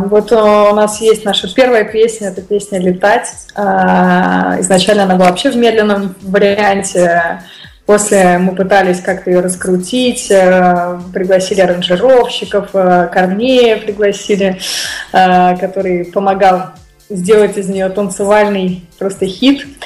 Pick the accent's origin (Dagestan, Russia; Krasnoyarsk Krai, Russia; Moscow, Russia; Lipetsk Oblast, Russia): Moscow, Russia; И вот я из Москвы.